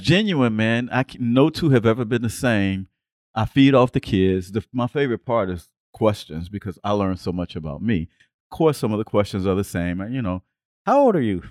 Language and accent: English; Chicago, Illinois, United States; moved away as an adult; now in Atlanta, United States; I grew up in Chicago